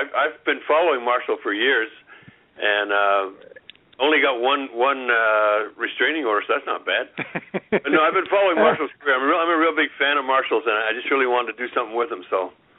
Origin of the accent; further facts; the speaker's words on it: Montreal, Quebec, Canada; moved away; I grew up in Montreal, and there was actually no country radio stations.